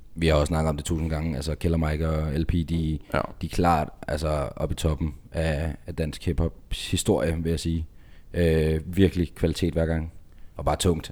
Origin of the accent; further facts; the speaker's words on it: Denmark; Vi er danskere